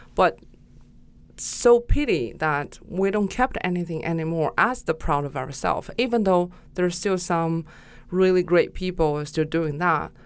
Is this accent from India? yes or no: no; Gansu, China; moved away as an adult; now in Shanghai, China; I was born in the northwest of China, which you call the Silk Road, and it's Gansu Province